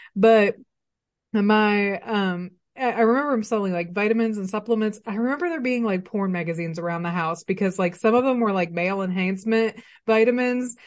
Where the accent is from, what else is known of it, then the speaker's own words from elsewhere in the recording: Arkadelphia, Arkansas, United States; moved away as an adult; now in Northwest Arkansas, United States; I was raised in Arkadelphia, Arkansas